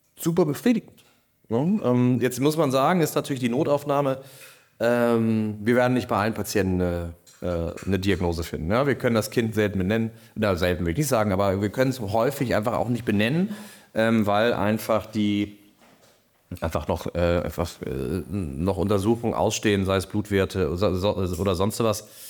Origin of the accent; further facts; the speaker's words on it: Kiel, Schleswig-Holstein, Germany; also born or lived in Berlin; bin dann wieder hier als Kieler wieder zurück nach Kiel gegangen